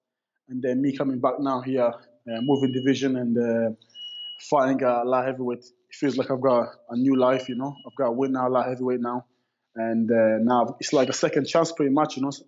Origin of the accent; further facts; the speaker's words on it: Birmingham, West Midlands, United Kingdom; So me and Tom Breeze, and we're all from Birmingham, from the same city.